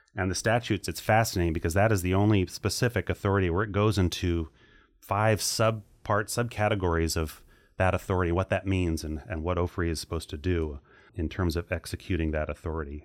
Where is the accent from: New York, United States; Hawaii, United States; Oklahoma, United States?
Hawaii, United States; moved away as an adult; also born or lived in Walla Walla, Washington; now in Oregon, United States; grew up, spent my whole childhood and teenage years in Hawaii